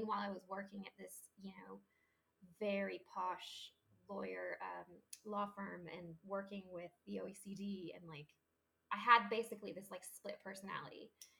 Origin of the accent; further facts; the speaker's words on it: Paris, Île-de-France, France; I grew up in, Paris and, a bunch of other places